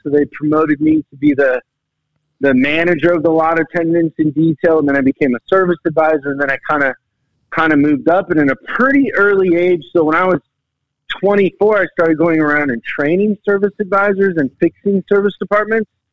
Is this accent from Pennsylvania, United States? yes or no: no; Seattle, Washington, United States; I'm from Seattle